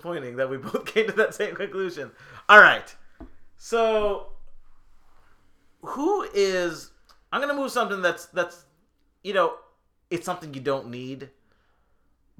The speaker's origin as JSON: {"language": "English", "town": "Rochester", "region": "New York", "country": "United States", "tie": "born or raised there", "moved": "yes", "lives_now": "Chicago, United States", "said": "my hometown of Rochester, New York"}